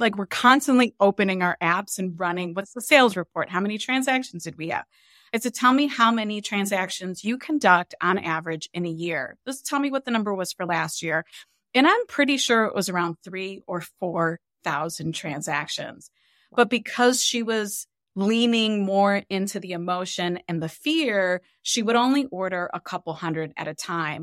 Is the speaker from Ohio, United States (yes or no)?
yes; Cleveland, Ohio, United States; We grew up really poor in Cleveland, Ohio